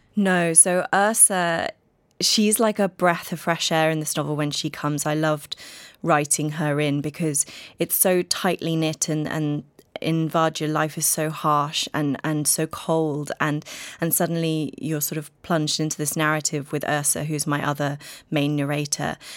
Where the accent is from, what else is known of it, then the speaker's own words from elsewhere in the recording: United Kingdom; I'm British